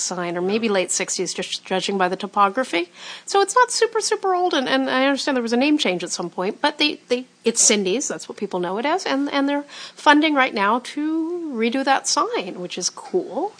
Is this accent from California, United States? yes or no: yes; Los Angeles, California, United States; As a kid in Hollywood